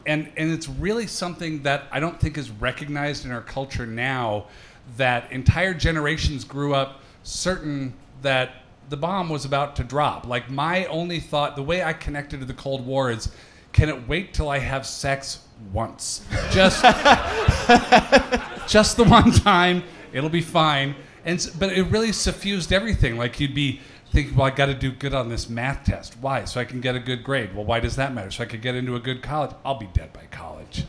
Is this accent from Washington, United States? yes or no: yes; Seattle, Washington, United States; I grew up in Seattle